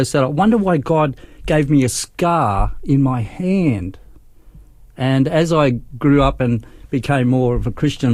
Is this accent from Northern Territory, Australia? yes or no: yes; Darwin, Northern Territory, Australia; moved away as an adult; also born or lived in Brisbane; I was born in Brisbane, but we went to Darwin when I was 7 years old.